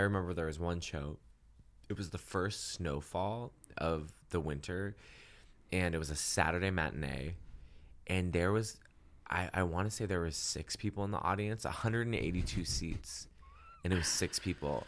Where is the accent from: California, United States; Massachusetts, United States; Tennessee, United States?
Massachusetts, United States; now in Los Angeles, United States; growing up in Massachusetts